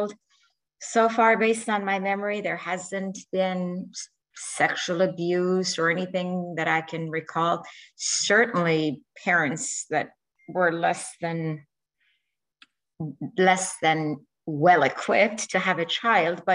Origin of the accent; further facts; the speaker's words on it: Iran; moved away; my home country, which is Iran